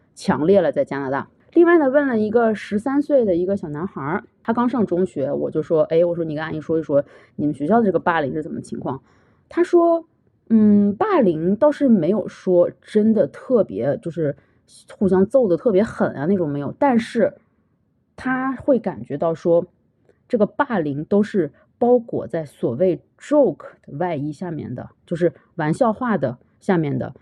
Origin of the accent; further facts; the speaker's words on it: China; now in Canada; 我们中国人